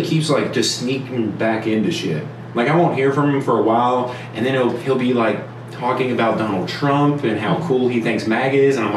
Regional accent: United States; as an American

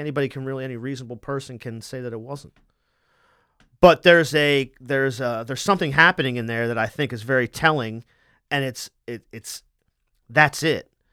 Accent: Wilmington, Delaware, United States; my family's from Philadelphia, I'm from Wilmington

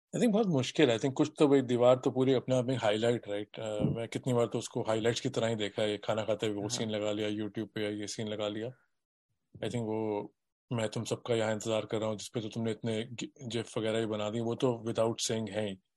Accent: Delhi, India; मैं दिल्ली में बड़ा हुआ हूँ

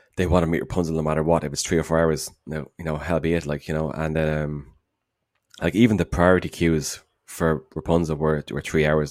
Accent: Dublin, Leinster, Ireland; from Dublin

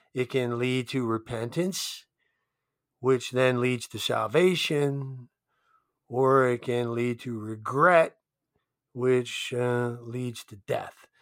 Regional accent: Delaware, United States; moved away as an adult; also born or lived in Steubenville, Ohio; now in Laurel, United States; grew up in Delaware

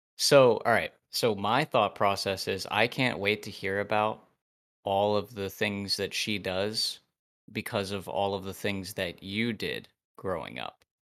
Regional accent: Ohio, United States; from Ohio

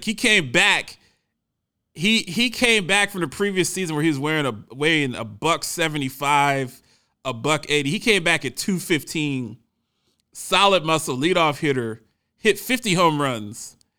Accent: Washington, District of Columbia, United States; I grew up in the Metro DC area, and that was the first team that I saw as a young child, and I just stuck with that team over the years.

